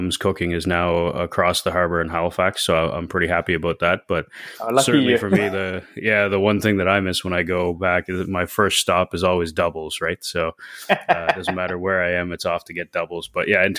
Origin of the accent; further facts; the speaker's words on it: Trinidad & Tobago; as a kid growing up in Trinidad who was very water oriented